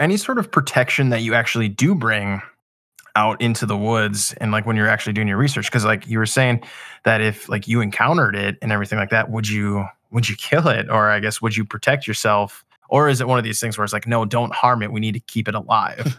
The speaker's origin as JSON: {"language": "English", "region": "Minnesota", "country": "United States", "tie": "born or raised there", "said": "I grew up in Minnesota"}